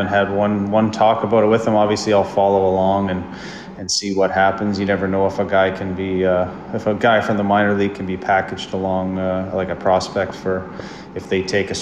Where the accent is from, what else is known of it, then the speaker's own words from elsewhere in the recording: Saskatchewan, Canada; moved away; I grew up in Saskatchewan